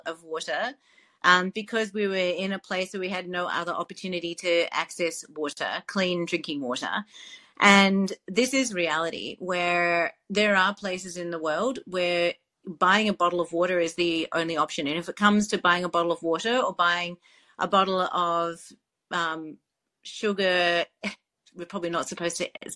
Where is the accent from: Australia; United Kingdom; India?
Australia; Melbourne, Victoria; my hometown in Melbourne, Australia